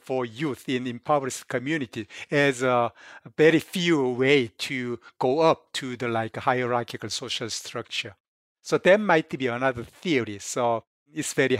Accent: South Korea; now in United States; I came from Korea.

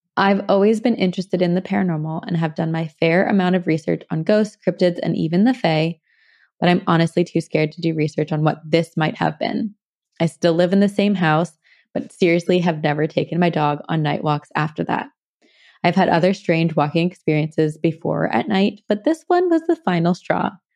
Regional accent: New Jersey, United States; I'm from Jersey too.

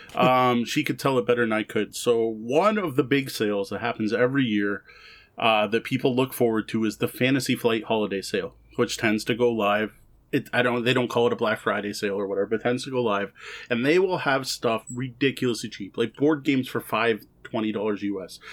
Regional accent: Canada; also born or lived in Windsor; we are both Canadian

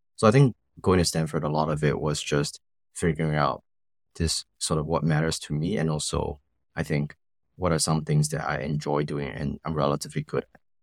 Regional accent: Singapore; growing up in Singapore

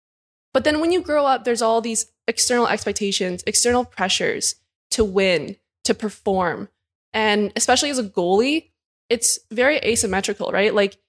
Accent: Burnaby, British Columbia, Canada; Yeah, so I grew up in Burnaby and played boys hockey pretty much all the way up until I went to college.

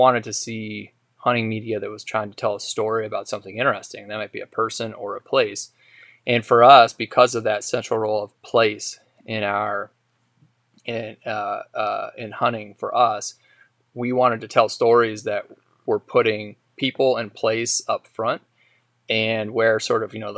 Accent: Idaho, United States; growing up in Idaho

